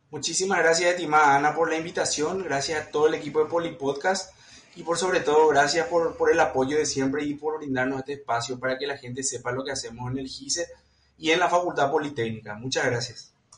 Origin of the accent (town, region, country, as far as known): Paraguay